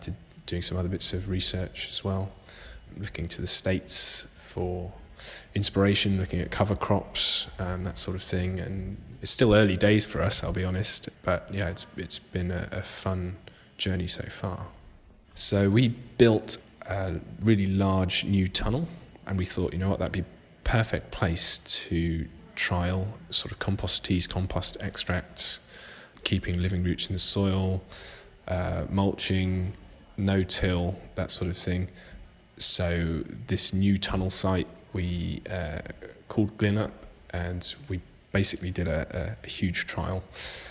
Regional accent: Jersey; I'm from Jersey.

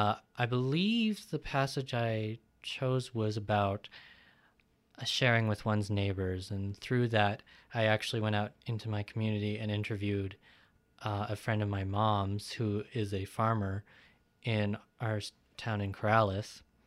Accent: India; despite that I am from East India, I was adopted, so my family recently, about more than 5 years ago, converted to Judaism.

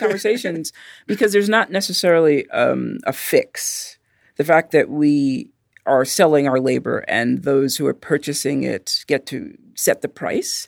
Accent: New York City, New York, United States; I'm from Brooklyn

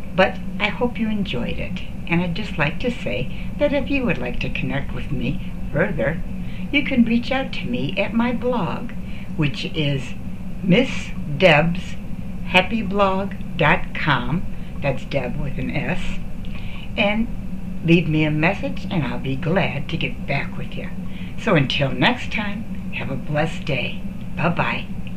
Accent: Redford Township, Michigan, United States; also born or lived in Ann Arbor, Michigan; I grew up in Redford Township, which is just outside of Detroit

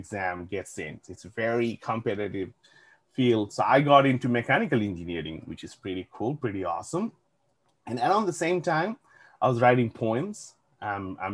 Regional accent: Bangladesh; moved away as an adult; So I grew up in Bangladesh, and I grew up in a household

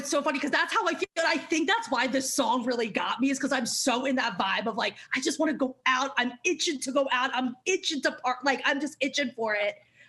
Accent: Maryland, United States; also born or lived in New York; now in Los Angeles, United States; I'm from Maryland

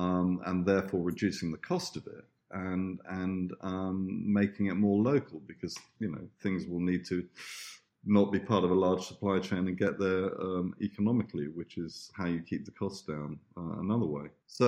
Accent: Italy; this market that we used to go to that was actually where I grew up in Italy with my Italian aunt

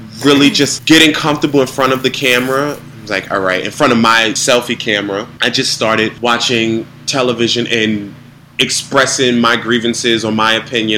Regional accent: New York City, New York, United States; born and raised in Harlem, New York

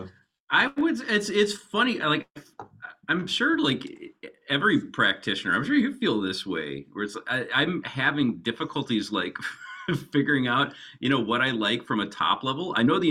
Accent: Wisconsin, United States; And I grew up in southern Wisconsin.

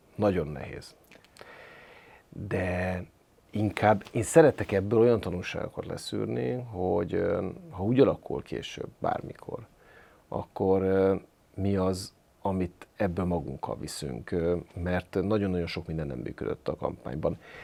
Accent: Hajdú-Bihar, Hungary; moved away; én is vidéki gyerek vagyok, én Jó. bihari gyerek vagyok, Jó. ízig-vérig vidéki vagyok

